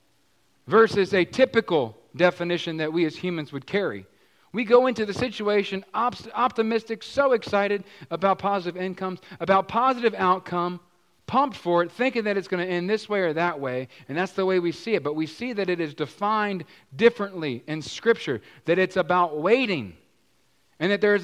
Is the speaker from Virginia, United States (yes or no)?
yes; Virginia, United States; moved away; I was from Virginia with my dear sweet mama